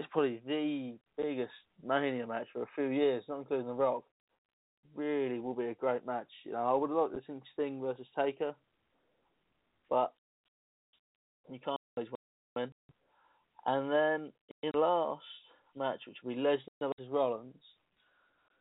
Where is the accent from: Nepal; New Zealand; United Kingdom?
United Kingdom; England; I'm English